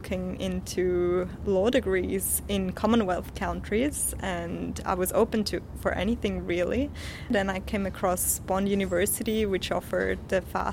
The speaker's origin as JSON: {"language": "English", "country": "Switzerland", "tie": "born or raised there", "also_born_or_lived": "Mexico", "second_language": "English", "said": "I was actually born in Mexico. I moved to Switzerland when I was about 3 years old and grew up in Switzerland"}